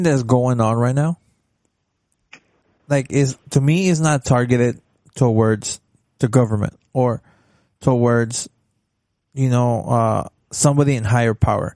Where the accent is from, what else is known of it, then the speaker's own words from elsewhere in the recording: Dallas, Texas, United States; when I was in elementary and I'm from Oak Cliff. I went to a school in the hood